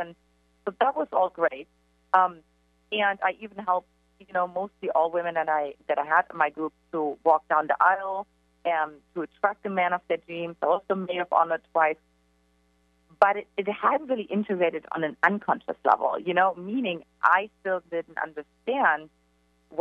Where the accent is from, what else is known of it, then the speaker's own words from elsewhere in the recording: eastern Germany, Germany; English is a second language; now in San Diego, United States; for me, everything started in Eastern Germany, in case you can't detect from my accent.